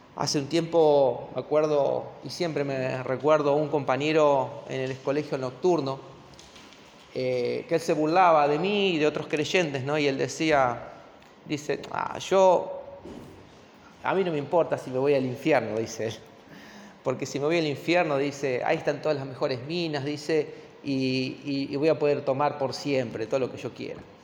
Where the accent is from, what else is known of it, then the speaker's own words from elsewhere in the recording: Argentina; como argentinos